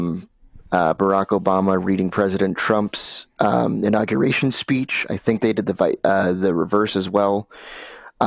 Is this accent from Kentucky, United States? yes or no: yes; Kentucky, United States; I'm from Kentucky